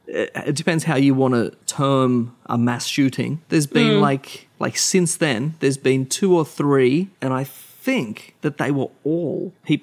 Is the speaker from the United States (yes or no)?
no; Australia